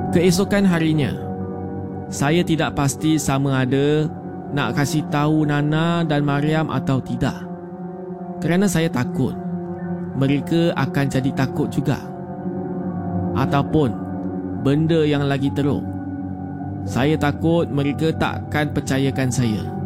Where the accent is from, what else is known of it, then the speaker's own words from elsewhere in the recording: Selangor, Malaysia; Berasal dari Selangor.